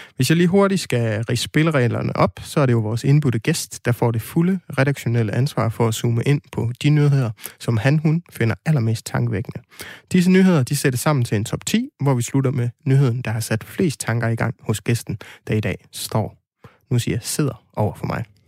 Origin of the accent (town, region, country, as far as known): West Jutland, Denmark; now in Aarhus, Denmark